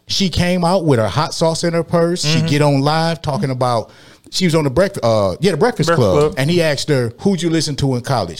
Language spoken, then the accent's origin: English; Detroit, Michigan, United States; I was born and raised in Detroit, Michigan by a union. My mother was on the executive board of the UAW in Detroit.